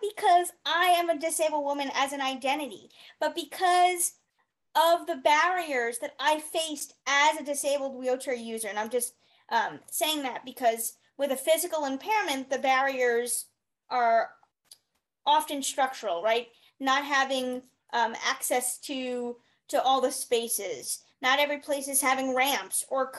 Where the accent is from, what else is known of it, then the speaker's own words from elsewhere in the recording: New York, United States; moved away as an adult; also born or lived in Arizona; I'm from New York and I moved to go to school